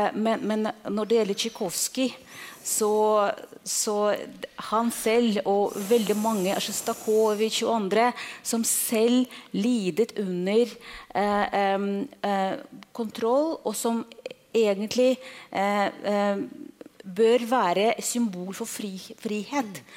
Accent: Russia; for meg som en russer

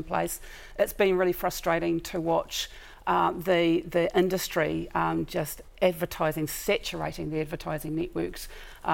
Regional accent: New Zealand; as a New Zealander, to have your Prime Minister

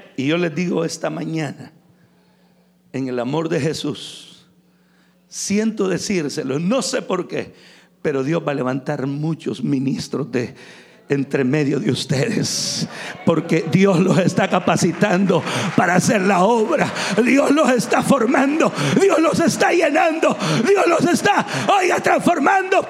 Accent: San Miguel, El Salvador; Yo crecí en San Miguel, uno de, los, de las ciudades más calientes del Salvador.

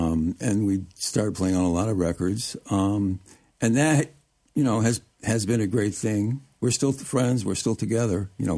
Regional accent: Detroit, Michigan, United States; also born or lived in Chicago, Illinois / Ann Arbor, Michigan; I grew up in Chicago and Detroit and environs.

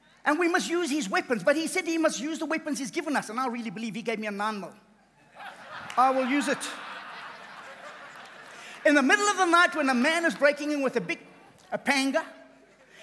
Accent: KwaZulu-Natal, South Africa; I come from KZN. I'm a South African

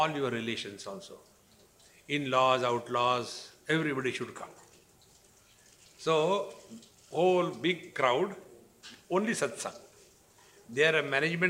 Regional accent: India; In relation to the citizenship, I am Indian

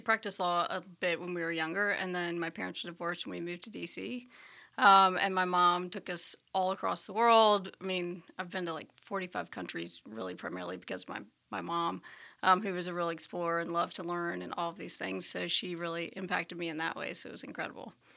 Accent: Birmingham, Alabama, United States; moved away; also born or lived in Washington, D.C.; I was born in Birmingham, Alabama, at Saint Vincent's

